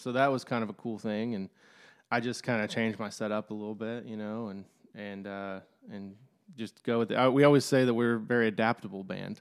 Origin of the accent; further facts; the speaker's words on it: Lexington, Kentucky, United States; I'm from, uh, Lexington, Kentucky